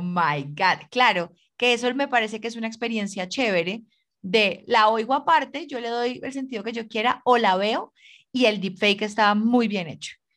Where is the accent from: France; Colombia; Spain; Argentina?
Colombia; como colombiana y como ciudadana